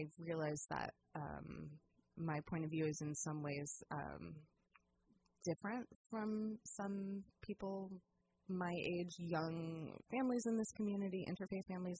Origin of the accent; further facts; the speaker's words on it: San Diego, California, United States; also born or lived in New Jersey / Santa Cruz, California; now in Petaluma, United States; I grew up in California and went to college at Santa Cruz and met my husband there